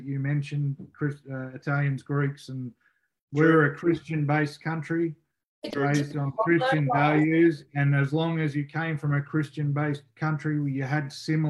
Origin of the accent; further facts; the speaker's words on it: Australia; accent: Ocker; we're Aussie, and especially because I'm an Ocker Aussie